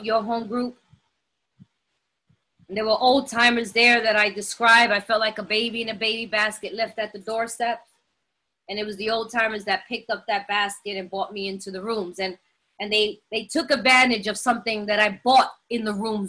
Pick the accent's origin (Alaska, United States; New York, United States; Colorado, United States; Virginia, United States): New York, United States; moved away; I'm from New York and I know it's a melting pot and everybody sees it that way, but we're very segregated. And I didn't grow up around other people, only Puerto Ricans